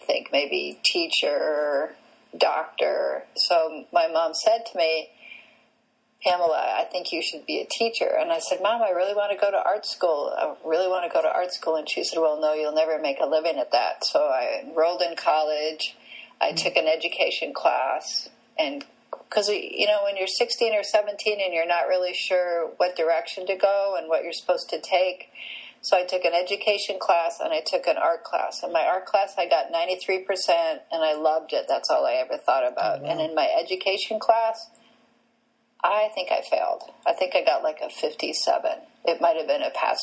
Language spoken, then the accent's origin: English; Canada; I grew up in Canada